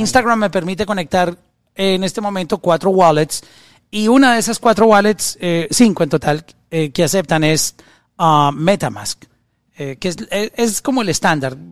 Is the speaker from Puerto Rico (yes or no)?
no; Colombia; alguien de mi país, en Colombia